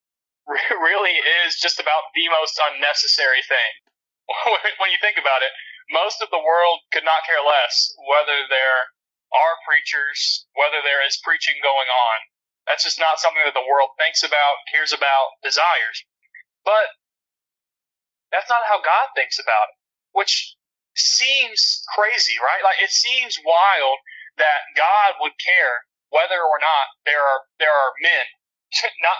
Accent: Alabama, United States; moved away as an adult; also born or lived in Memphis, Tennessee; now in Little Rock, United States; I'm originally from Alabama, and that's where all of my family lives still, except for me.

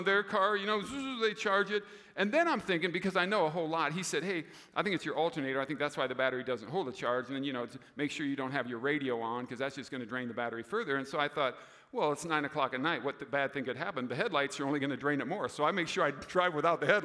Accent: Des Moines, Iowa, United States; moved away as an adult; also born or lived in Roseville, Minnesota; I grew up in Des Moines, so my father still lives there

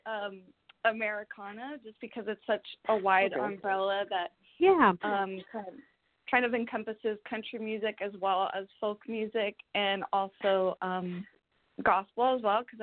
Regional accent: San Francisco Bay Area, California, United States; I was born and raised in the San Francisco Bay Area, so I've been here all my life

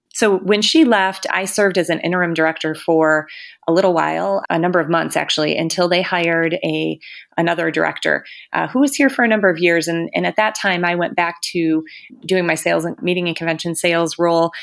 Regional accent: Utica, Michigan, United States; also born or lived in Mount Pleasant, Michigan; now in Frankenmuth, United States; I grew up in Utica, Michigan. That's in Macomb County, down in Southeast Michigan.

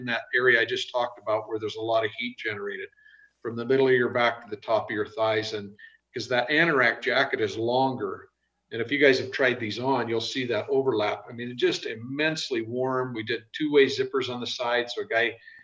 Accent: the West, United States; I'm from the West

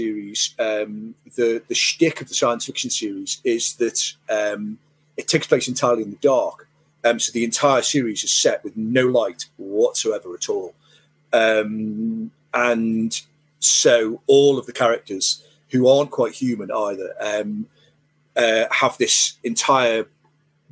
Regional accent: Merseyside, North West England, United Kingdom; I hail from Merseyside

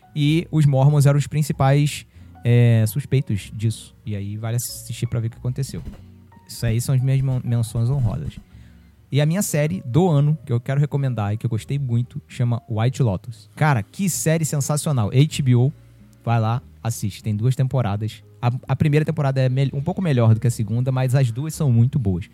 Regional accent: São Gonçalo, Rio de Janeiro, Brazil; é da minha cidade, ela é de São Gonçalo

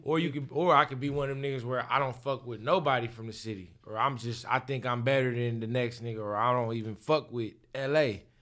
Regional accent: Inglewood, California, United States; I grew up in Inglewood, so I was able to walk home from school

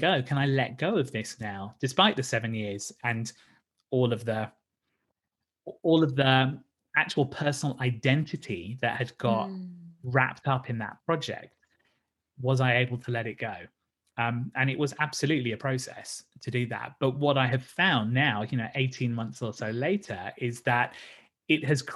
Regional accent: Brighton, South East England, United Kingdom; my hometown of Brighton

